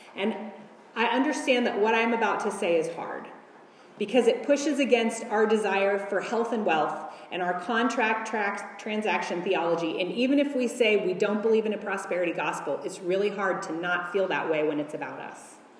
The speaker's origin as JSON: {"language": "English", "country": "United States", "said": "As an American woman in the 21st century"}